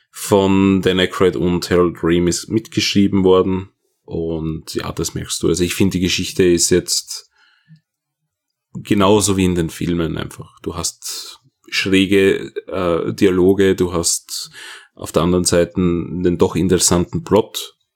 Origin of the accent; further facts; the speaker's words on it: Austria; Als Österreicher ist das etwas ungewohnt.